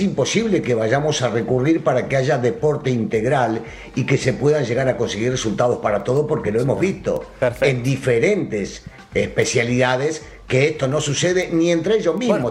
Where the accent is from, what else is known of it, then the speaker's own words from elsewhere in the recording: Argentina; now in Mexico; yo soy argentino, no soy mexicano